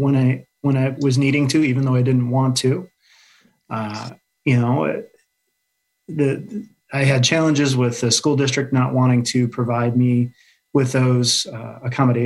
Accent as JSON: {"language": "English", "town": "Dubuque", "region": "Iowa", "country": "United States", "tie": "born or raised there", "moved": "as an adult", "lives_now": "Alexandria, Virginia, United States", "said": "I was born and raised in Dubuque, Iowa, which is right along the Mississippi River"}